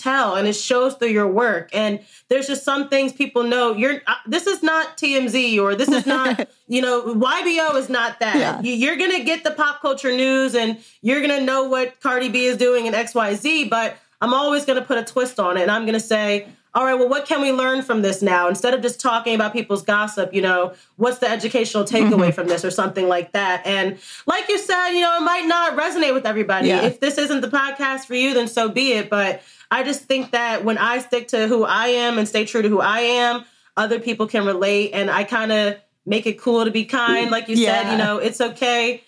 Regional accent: Gary, Indiana, United States; moved away; I did kind of have a Midwest background growing up in the church. I'm from Gary, Indiana originally

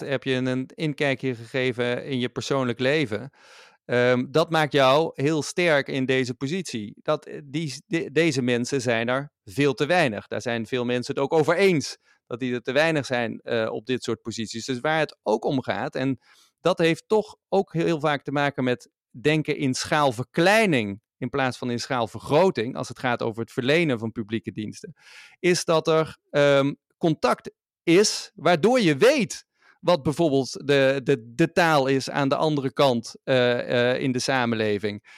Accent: Maastricht, Limburg, Netherlands; de stad waar ik vandaan kom en waar ik nu ook weer woon

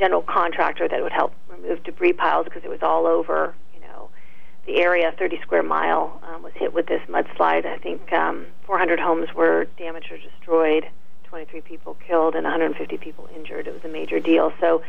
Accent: California, United States; also born or lived in Canada; No, I was born in Canada, believe it or not, and then moved to California in the middle school years.

